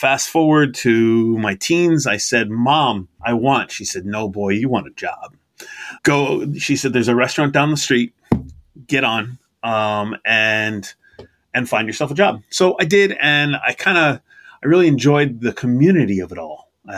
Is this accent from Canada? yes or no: no; Massachusetts, United States; born there; I was born in Massachusetts, and I was born to a parent who moved around a fair bit.